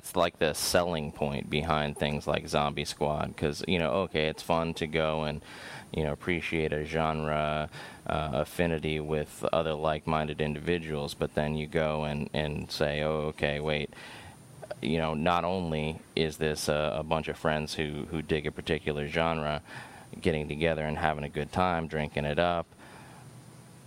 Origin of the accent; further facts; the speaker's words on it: San Diego, California, United States; moved away as an adult; also born or lived in Midwest; I'm from Southern California. I'm from San Diego